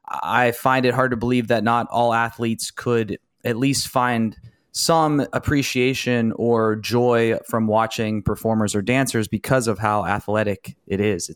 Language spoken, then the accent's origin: English; Ohio, United States; from Ohio, yeah.